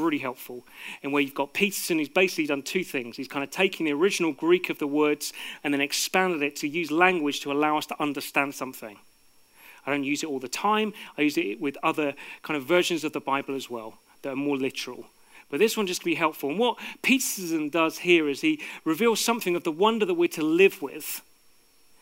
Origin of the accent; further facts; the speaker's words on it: United Kingdom; people like me who are born here